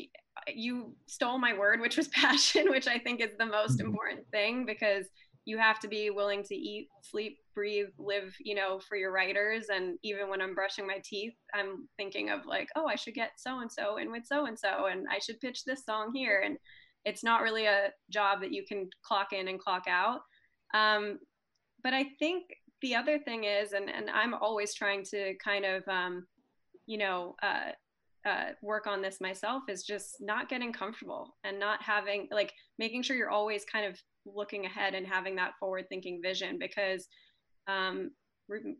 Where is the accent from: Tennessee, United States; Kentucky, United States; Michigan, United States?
Michigan, United States; I'm a Indian girl from Michigan that has no ties to music industry